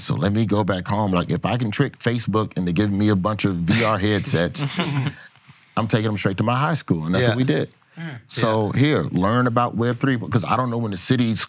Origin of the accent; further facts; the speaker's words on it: the South, United States; the burden of being from the South